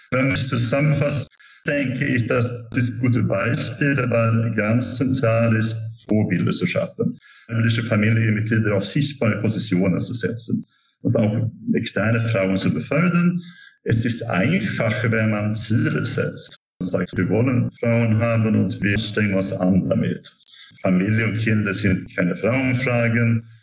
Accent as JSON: {"language": "German", "country": "Sweden", "second_language": "German", "lives_now": "Germany", "said": "Ich komme aus Schweden, deswegen also habe ich viele Erfahrungen, aber auch in Deutschland natürlich."}